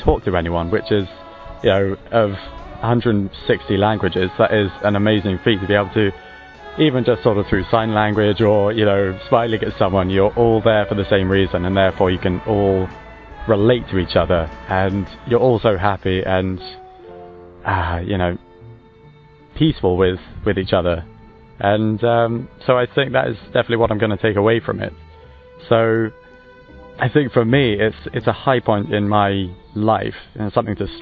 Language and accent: English; Chichester, South East England, United Kingdom; I come from Chichester, which is in the Arundel and Brighton